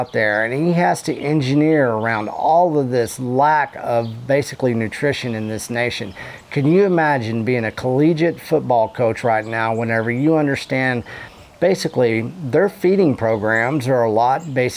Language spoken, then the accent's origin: English; Canyon, Texas, United States; my hometown of Canyon, Texas.